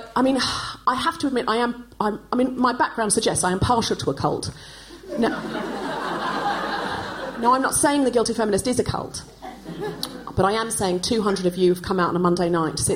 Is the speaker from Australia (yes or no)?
yes; Australia; now in United Kingdom; now, when I was growing up in Australia, like in the 80s, it was still very common to do what was done here in Britain in the 1950s